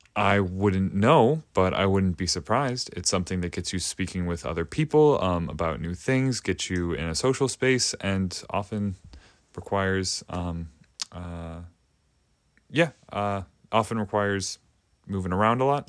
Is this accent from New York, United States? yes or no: no; Chicago, Illinois, United States; now in Bethel, United States; I'm from Chicago originally